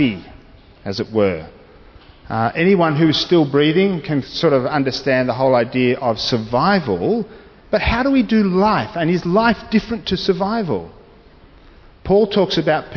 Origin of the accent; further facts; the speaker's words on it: Australia; being a citizen of this great nation of Australia. And I'm happy to be identified as Australian